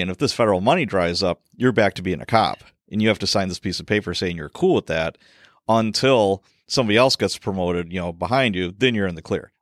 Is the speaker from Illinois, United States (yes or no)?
yes; Chicago, Illinois, United States; I grew up in Chicago, so I, you know, I had firsthand, you know, witnessing of all kinds of policy stuff going on. And we were, we moved to a suburb